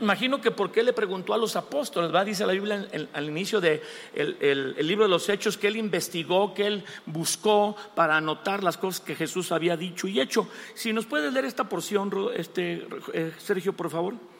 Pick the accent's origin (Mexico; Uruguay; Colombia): Mexico; nosotros somos mexicanos aquí, somos la raza del maíz